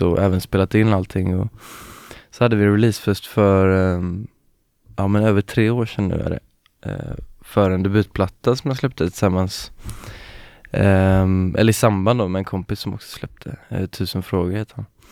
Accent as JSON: {"language": "Swedish", "town": "Gothenburg", "region": "Västra Götaland", "country": "Sweden", "said": "jag är från Göteborg"}